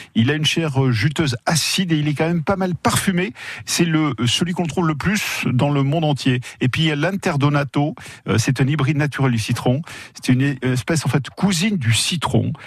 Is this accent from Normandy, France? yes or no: no; Basque Country, Nouvelle-Aquitaine, France; ici chez nous au Pays Basque